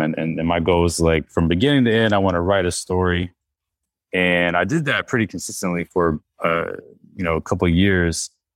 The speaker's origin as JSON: {"language": "English", "region": "North Carolina", "country": "United States", "said": "I'm from North Carolina"}